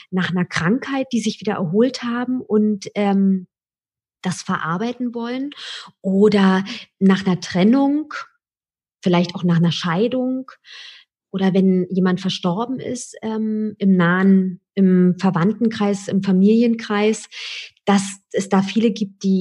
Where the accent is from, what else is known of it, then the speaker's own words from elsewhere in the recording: Berlin, Germany; raus aus der großen Stadt Berlin ich bin Berlinerin und äh, war immer ein Fan von der, von der Hauptstadt